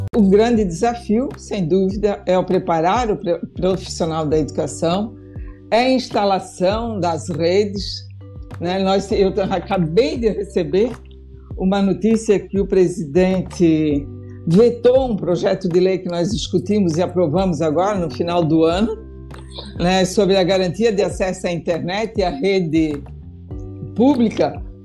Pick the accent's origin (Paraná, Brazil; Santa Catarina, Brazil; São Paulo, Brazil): Santa Catarina, Brazil; Indaial; eu venho de uma região, né? eu sou do município de Indaial, né? Meu pai trabalhou a vida inteira numa indústria têxtil